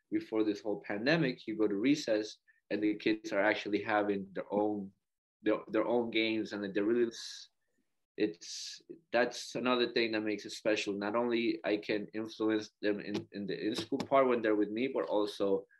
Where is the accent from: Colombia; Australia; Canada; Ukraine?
Colombia; now in New York, United States; You know, I came here from Colombia, so my Hispanic background just like drew me to like the community. I was in Harlem first